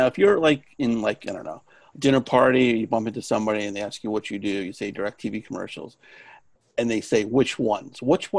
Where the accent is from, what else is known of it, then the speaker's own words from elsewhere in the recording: New York, United States; growing up in New York